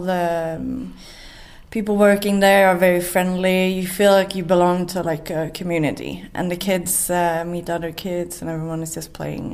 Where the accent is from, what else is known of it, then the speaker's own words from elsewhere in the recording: Sweden; moved away as an adult; now in Johannesburg, South Africa; I'm from Sweden. I live here in Johannesburg with my family.